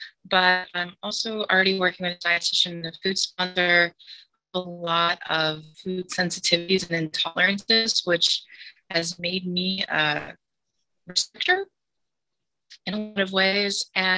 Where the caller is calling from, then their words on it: Chicago, Illinois, United States; I'm calling in from Chicago.